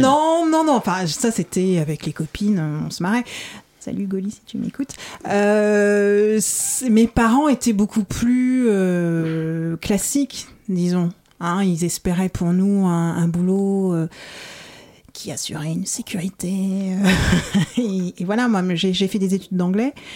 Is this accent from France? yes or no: yes; Paris suburbs, Île-de-France, France; je suis née à Paris. J'ai grandi en banlieue parisienne.